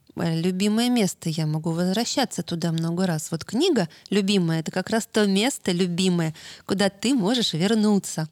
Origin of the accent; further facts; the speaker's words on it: Moscow, Russia; я же москвичка, а Таруса — это дача. Но я с самого рождения там росла